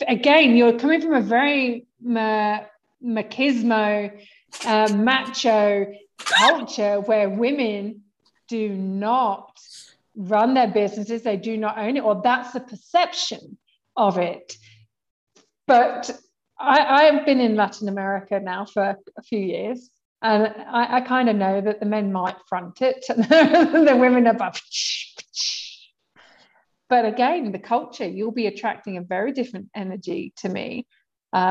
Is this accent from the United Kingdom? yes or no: yes; England, United Kingdom; I'm English